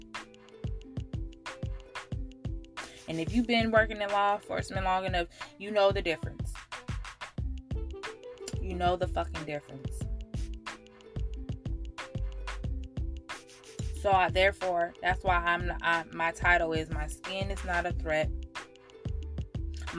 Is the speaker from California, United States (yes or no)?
yes; Oakland, California, United States; I'm from Oakland, California.